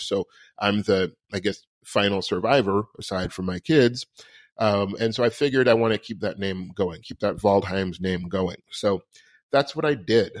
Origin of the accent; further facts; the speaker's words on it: New York City, New York, United States; I was born on Christopher Street in New York City in the seventies